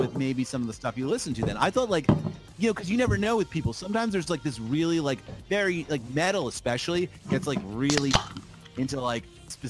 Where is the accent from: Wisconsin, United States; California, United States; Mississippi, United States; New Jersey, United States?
New Jersey, United States; moved away; I'm from New Jersey originally